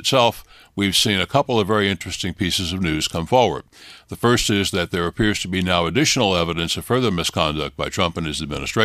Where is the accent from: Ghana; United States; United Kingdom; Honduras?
United States; now in Ireland; me as an American living in Ireland